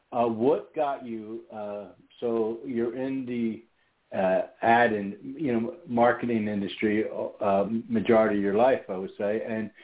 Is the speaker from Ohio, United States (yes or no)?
no; Philadelphia, Pennsylvania, United States; moved away as an adult; also born or lived in Las Vegas; now in Houston, United States; growing up in Philadelphia, spending 20 years of my adult life in Las Vegas, and moving to a small town outside of Houston, Texas, well, the Italian thing came up a lot, you know what I mean? And maybe my accent's a little different